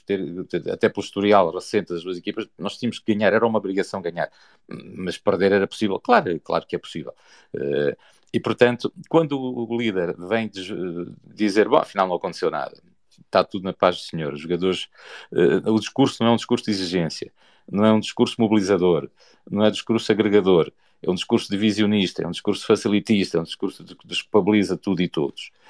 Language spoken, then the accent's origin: Portuguese; Portugal; nós estamos num, num país eh, como Portugal, somos portugueses